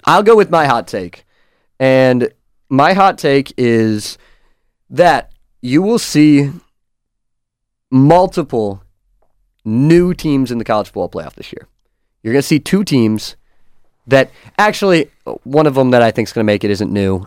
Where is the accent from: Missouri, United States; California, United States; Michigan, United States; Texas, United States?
Michigan, United States; Lansing; I'm from Lansing, so I live about fifteen minutes away from campus